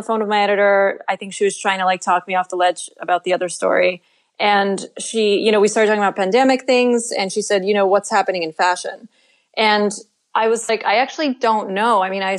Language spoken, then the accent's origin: English; Russia